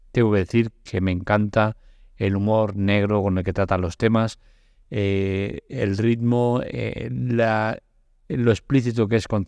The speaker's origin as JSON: {"language": "Spanish", "town": "Barcelona", "region": "Catalonia", "country": "Spain", "said": "me toca de cerca porque yo soy de Barcelona"}